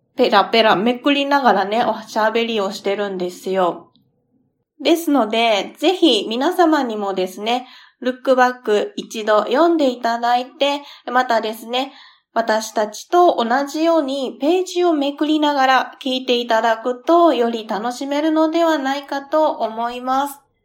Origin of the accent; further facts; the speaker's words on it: Kansai, Japan; 地元が関西っていうこともあって